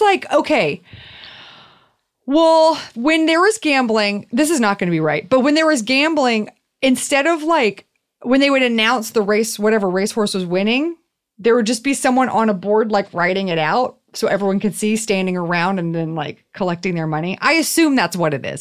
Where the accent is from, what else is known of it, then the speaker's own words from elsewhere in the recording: Houston, Texas, United States; I grew up in Houston, which is six hours north of, or sorry, six hours west of New Orleans